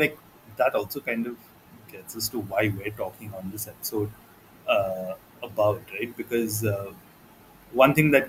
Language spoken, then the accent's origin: English; India; growing up in the 90s in India